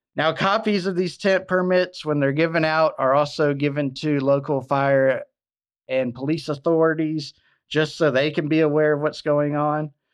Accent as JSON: {"language": "English", "region": "Alabama", "country": "United States", "tie": "born or raised there", "said": "Mobile, Alabama, in my home state"}